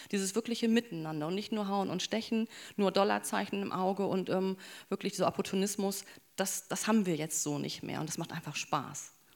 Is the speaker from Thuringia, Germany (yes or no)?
no; Bremerhaven, Bremen, Germany; ich bin im Bremerhaven groß geworden